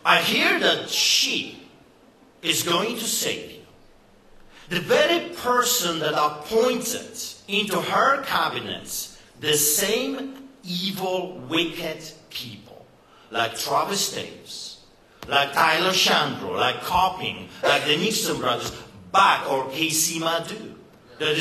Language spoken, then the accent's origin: English; Poland; now in Canada; just believe my accent. I know what I'm talking about. You see, I grew up behind the Iron Curtain